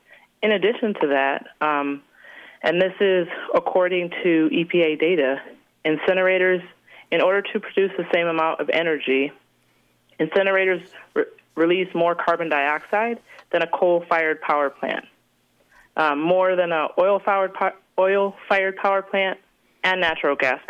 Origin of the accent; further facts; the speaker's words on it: Detroit, Michigan, United States; I'm from Detroit, Michigan, and where I'm from, there's one of the largest incinerators in the country